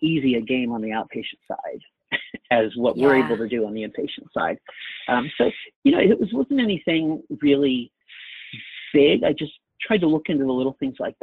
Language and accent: English; Maryland, United States; I'm from Maryland